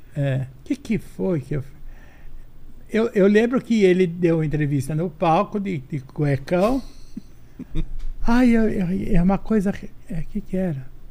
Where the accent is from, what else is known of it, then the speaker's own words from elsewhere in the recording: São Paulo, Brazil; accent: Brás; also born or lived in São José do Rio Preto; Uma, uma mulher nascida no Braz. É. Se eu tiver o sotaque, eu tenho o sotaque do Braz